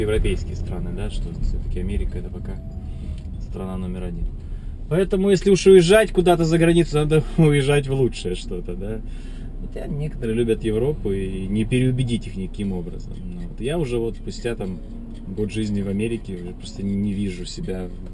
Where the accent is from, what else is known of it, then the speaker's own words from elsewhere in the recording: Russia; moved away as an adult; now in United States; в моем родном городе российские